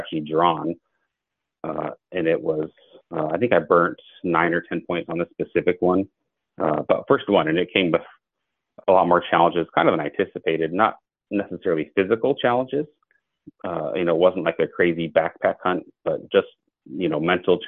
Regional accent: Northwest Montana, United States; moved away as an adult; also born or lived in Washington; I was born and raised in Northwest Montana

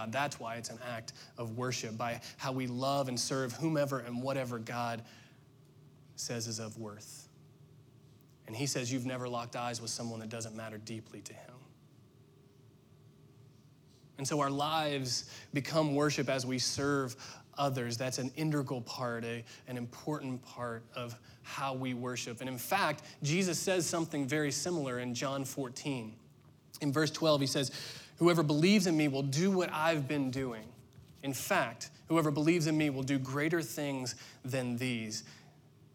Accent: Indiana, United States; moved away as an adult; We were born and raised and went to school and worked in Indiana

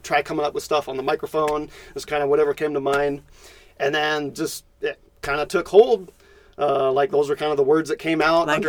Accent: Victorville, California, United States; born and raised all 26 years of my life in the High Desert

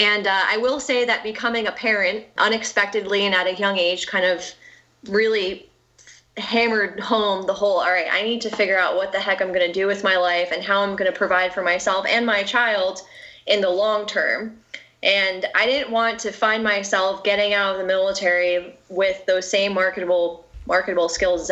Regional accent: near West Point, New York, United States; I grew up near West Point

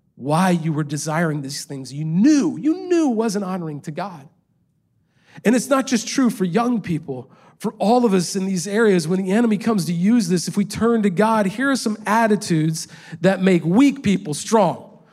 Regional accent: Indiana, United States; moved away as an adult; also born or lived in Los Angeles, California; I grew up in a small town in Indiana

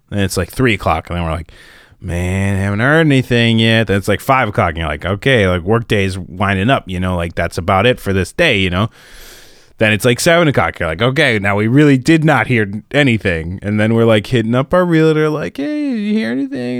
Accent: Minnesota, United States; growing up in Minnesota

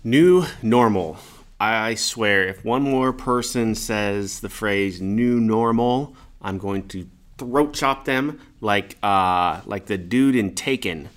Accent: Kansas, United States; also born or lived in Omaha, Nebraska; I grew up in Kansas, born in Omaha, or born in Nebraska, grew up in Kansas

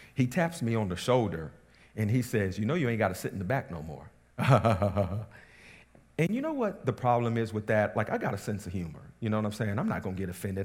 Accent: Southern West Virginia, United States; I come from Southern West Virginia. That's where I grew up

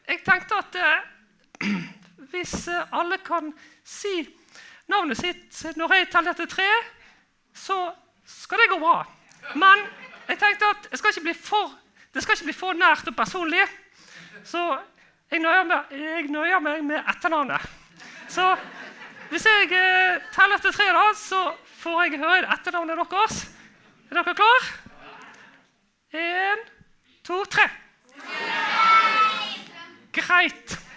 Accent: Bergen, Vestland, Norway; kanskje dere tror jeg er fra, fra Bergen? Nei, det er ikke sant. Det høres sånn ut, da. Høres det sånn ut? Ja. ja nei, jeg er fra Fyllingsdalen.

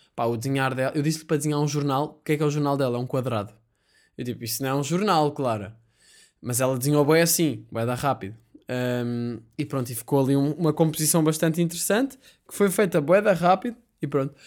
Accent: Portugal; sou português

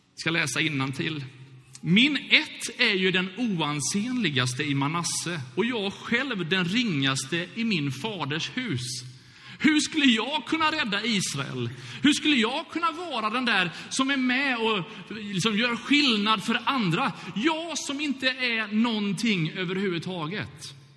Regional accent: Gothenburg, Västra Götaland, Sweden; Brunnsparken eller Bältesmännaparken i Göteborg där jag växte upp

